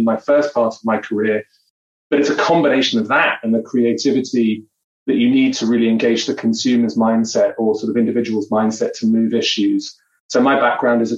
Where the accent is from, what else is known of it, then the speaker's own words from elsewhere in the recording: London, United Kingdom; also born or lived in Seattle; now in Toronto, Canada; Southeast London where I grew up.